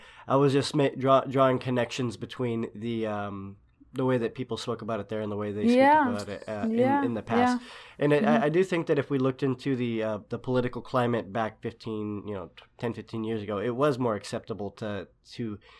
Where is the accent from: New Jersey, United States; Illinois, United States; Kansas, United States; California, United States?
California, United States; Sacramento; just growing up in Sacramento, on the West Coast of the United States, we've had a fairly liberal background out here.